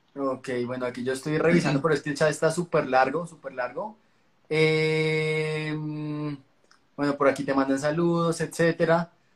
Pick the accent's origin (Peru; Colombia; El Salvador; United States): Colombia; como colombiano